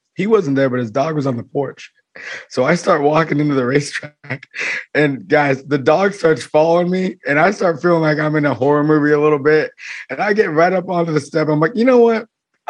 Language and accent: English; Vermont, United States; moved away; You know, I'm from Vermont.